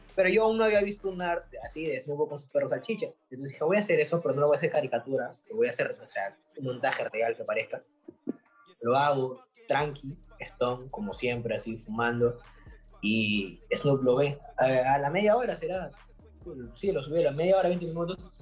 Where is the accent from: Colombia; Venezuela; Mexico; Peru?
Peru; soy de Perú